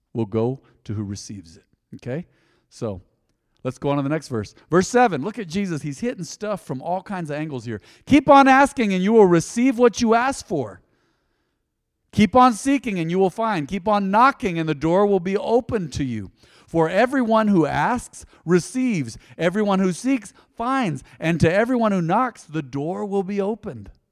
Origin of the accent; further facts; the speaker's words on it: United States; I'm a believer before I'm an American